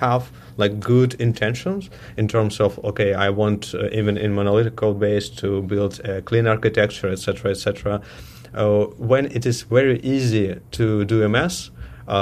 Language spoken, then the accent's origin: English; Ukraine; also born or lived in Russia; now in Toronto, Canada; I'm originally from Ukraine, but I started my career as a developer in Russia. And 1 year ago, I moved to Toronto, Canada